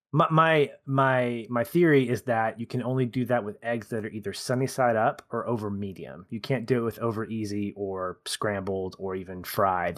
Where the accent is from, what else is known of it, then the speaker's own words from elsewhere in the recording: United States; as an American